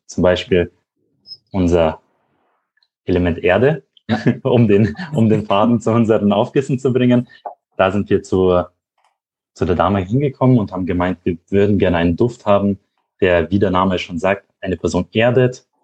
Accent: Regensburg, Bavaria, Germany; moved away as an adult; now in Munich, Germany; Ich komme ursprünglich aus Regensburg. Da bin ich aufgewachsen.

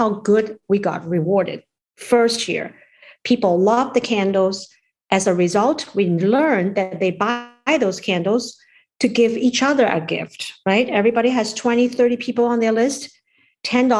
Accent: China; also born or lived in New York / Maryland; now in United States; we are from China.

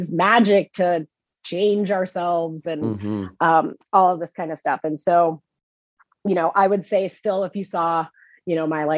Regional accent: Chicagoland suburbs, Illinois, United States; moved away as an adult; also born or lived in Boston; now in Salem, United States; I am from the Midwest originally. I grew up in the Chicagoland suburbs, and I moved out to Salem 12 years ago

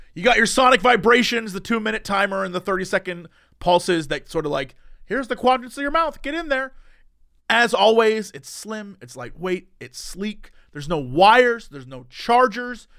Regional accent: Oakwood, Ohio, United States; growing up in Oakland, Ohio.

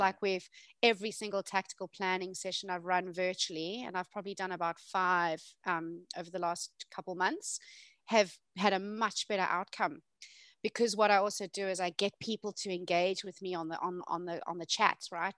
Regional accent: South Africa; moved away; I'm originally South African

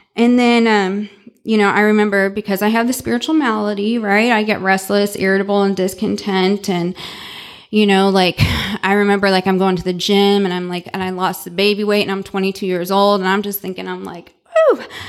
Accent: St. Louis, Missouri, United States; now in Dallas, United States; I was born and raised in Saint Louis, Missouri

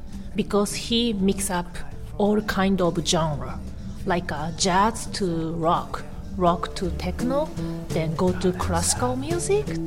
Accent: Tokyo, Japan; English is a second language; also born or lived in Taiwan; I was born in Taiwan and I raised up in Tokyo, so I'm always struggle with my identity.

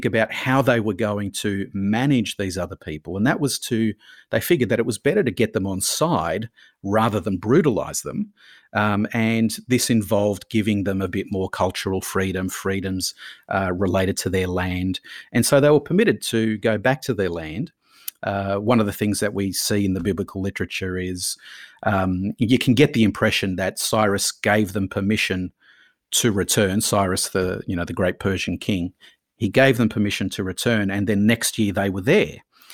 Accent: Australia; But I see myself predominantly as an Australian, and this is my home here.

